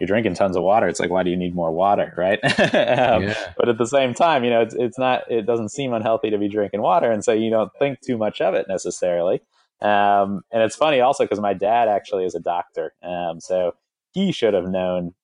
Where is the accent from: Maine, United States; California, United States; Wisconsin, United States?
California, United States; Southern; I grew up in Southern California